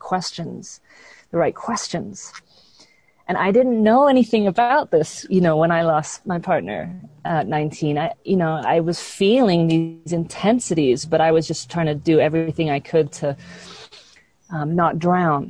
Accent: London, United Kingdom; I grew up in London, England

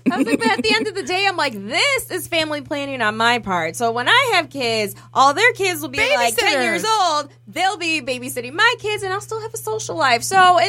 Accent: New York, United States; I'm from New York. I didn't say I was Jewish.

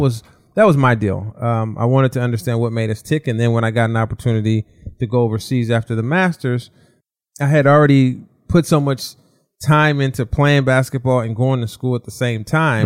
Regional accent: Southern California, United States; now in Walnut Creek, United States; I grew up in Southern California

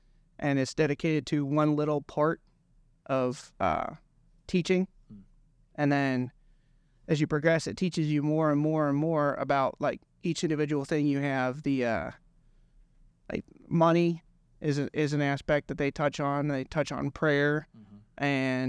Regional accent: Illinois, United States; Well, I grew up in right outside of Chicago, and I grew up Catholic.

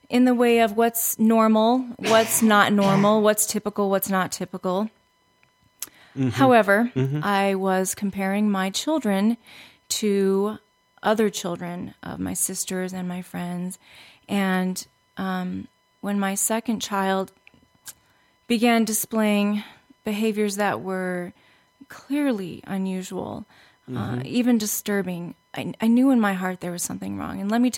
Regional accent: Los Angeles, California, United States; I'm from Los Angeles

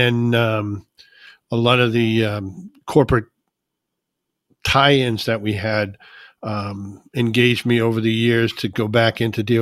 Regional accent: New Jersey, United States; moved away as an adult; also born or lived in New Hampshire / North Carolina; now in Maine, United States; I was born right here in Maine. My dad was in the Navy up here. And when he was discharged, we moved to New Jersey, which was where I was raised

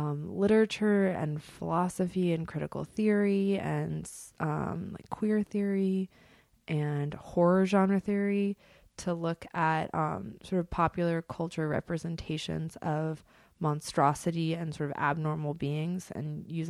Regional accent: Berkeley, California, United States; I'm from Berkeley. I'm chill as fuck.

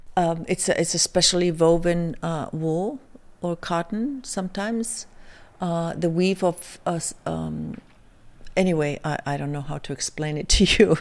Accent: Iceland; moved away as an adult; also born or lived in New York, United States; coming from Iceland

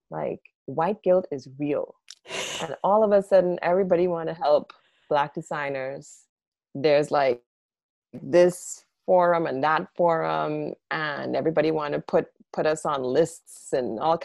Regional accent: Trinidad & Tobago; moved away as an adult; now in New York, United States; I grew up in Trinidad, which is like a Black and brown place

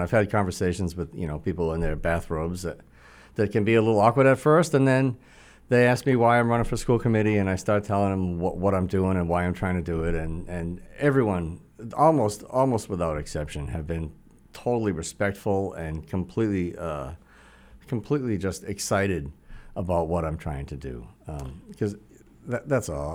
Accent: Attleboro, Massachusetts, United States; also born or lived in Boston; I was born actually in Boston, but when I was about three months old, my parents moved to Attleboro

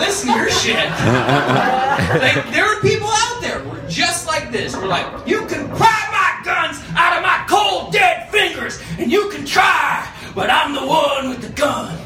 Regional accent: Montana, United States; I'm from Montana, which is a state that people can come.

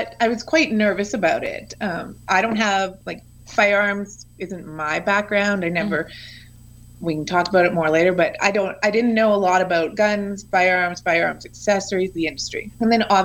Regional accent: Canada; I'm from Canada

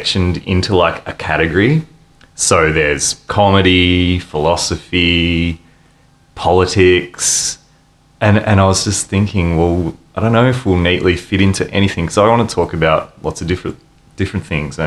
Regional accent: Ballarat, Victoria, Australia; moved away as an adult; now in Melbourne, Australia; I'm from Ballarat in Victoria, and I've traveled all the way from there to Melbourne. and I've been in Melbourne for about 15 years

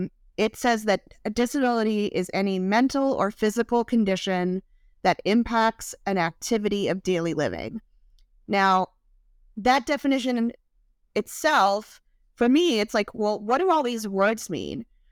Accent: Louisiana, United States; and I'm originally from Southern Louisiana. So if you hear me say y'all during this podcast, I will never stop saying it.

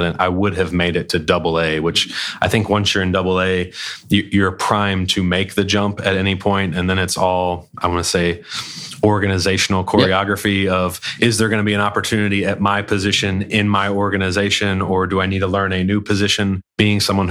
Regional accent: Charlotte, North Carolina, United States; I grew up in Charlotte, you know, since I was 3 years old.

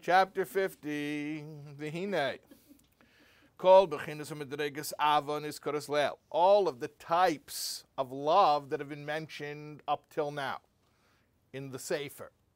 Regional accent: United States; I'm an American boy and I speak English

